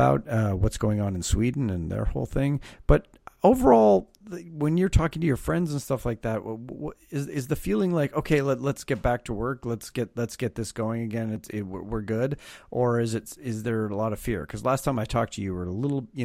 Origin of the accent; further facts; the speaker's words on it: Canada; now in California, United States; I obviously live in America, but I am Canadian, so I grew up around, you know, in one of the colonies